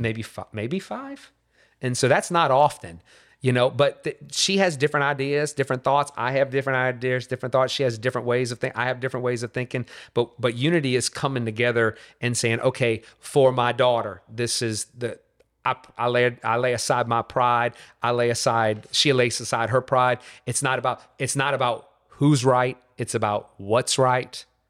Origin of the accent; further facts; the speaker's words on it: Covington, Louisiana, United States; also born or lived in Metairie, Louisiana; now in Katy, United States; So from Metairie, Louisiana. Uh, so born and raised in the New Orleans region, uh, was raised in Covington, Louisiana